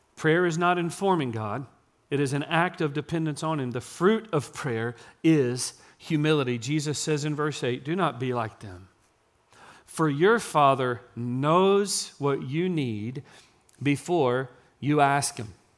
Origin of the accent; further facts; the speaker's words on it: Gilmer, Texas, United States; accent: East Texas; I was born and raised in East Texas. I told you, I was born in Gilmer.